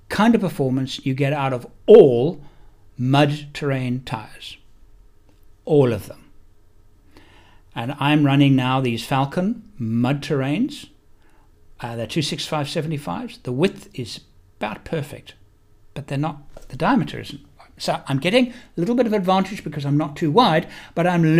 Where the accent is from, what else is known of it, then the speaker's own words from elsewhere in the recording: South Africa; moved away as an adult; also born or lived in England / United Kingdom; now in Perth, Australia; I'm actually English born. I spent 38 years living in South Africa